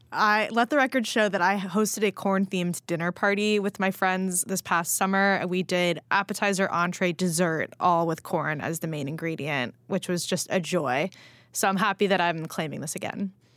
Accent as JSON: {"language": "English", "region": "California", "country": "United States", "tie": "born or raised there", "moved": "yes", "lives_now": "New York, United States", "said": "I grew up in California eating strawberries"}